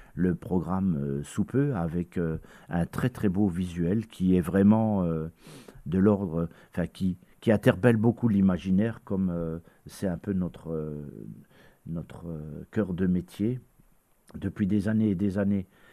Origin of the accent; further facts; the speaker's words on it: Lorraine, Grand Est, France; chez nous en Lorraine